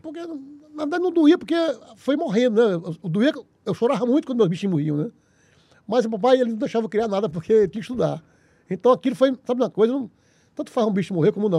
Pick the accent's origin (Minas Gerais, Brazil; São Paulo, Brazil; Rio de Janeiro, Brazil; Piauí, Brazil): Piauí, Brazil; Teresina; Eu nasci em Teresina aqui